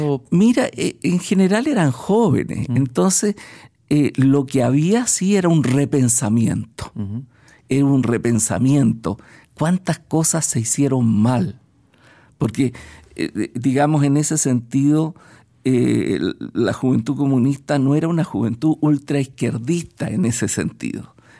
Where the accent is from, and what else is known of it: Chile; also born or lived in Budapest